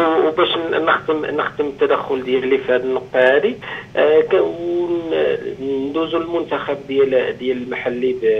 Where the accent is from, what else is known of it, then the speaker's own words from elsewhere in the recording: Morocco; حنا كجماهير مغربيه